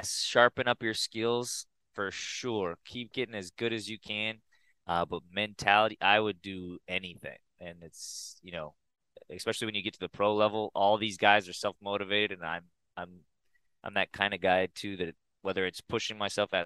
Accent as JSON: {"language": "English", "town": "Pasadena", "region": "California", "country": "United States", "tie": "born or raised there", "also_born_or_lived": "Corvallis, Oregon", "moved": "as an adult", "said": "My whole life, I grew up in Pasadena"}